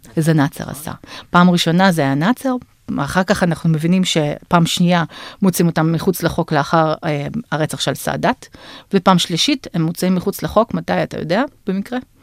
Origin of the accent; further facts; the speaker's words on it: Bashkortostan, Russia; now in Israel; אני נולדתי ב, בשקורטוסטן, שזו הייתה אז רפובליקה מוסלמית אוטונומית בתוך הפדרציה הרוסית